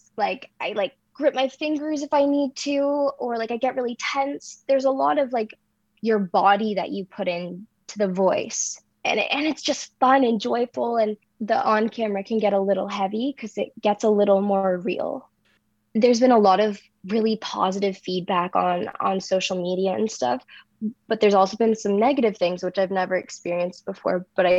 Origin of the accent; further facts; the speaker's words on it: Lindsay, Ontario, Canada; from Lindsay, Ontario